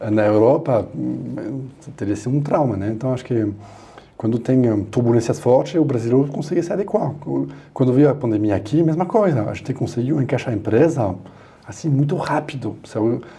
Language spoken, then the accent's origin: Portuguese; France; Portuguese is a second language; now in Brazil; bom, falar da França porque sou francês, né?